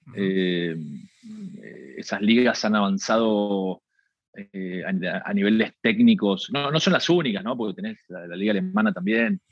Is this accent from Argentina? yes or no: yes; Argentina; nosotros, no sé, en Argentina comemos tarde